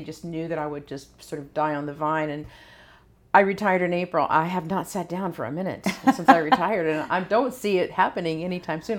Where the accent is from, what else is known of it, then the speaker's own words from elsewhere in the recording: Mooresville, North Carolina, United States; moved away; also born or lived in California; I actually live in the town that I was born in, and I was born in Mooresville, North Carolina.